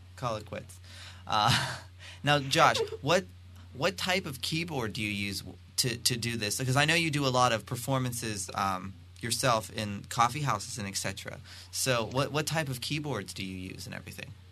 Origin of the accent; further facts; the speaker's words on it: Pennsylvania, United States; I'm from Pennsylvania